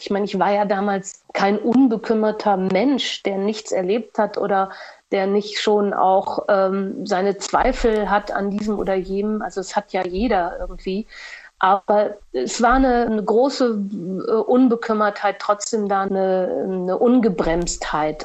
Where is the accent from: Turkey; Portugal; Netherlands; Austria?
Portugal; moved away as an adult; also born or lived in Düsseldorf / Cologne / Berlin; ich bin ja in Portugal aufgewachsen